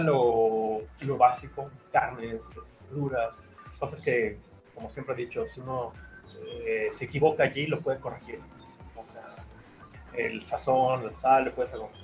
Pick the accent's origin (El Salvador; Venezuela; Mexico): Mexico; Mexico City; moved away as an adult; now in Guadalajara, Mexico; Yo nací en Ciudad de México y hace unos 20 años que me mudé a Guadalajara, que es donde ahora vivo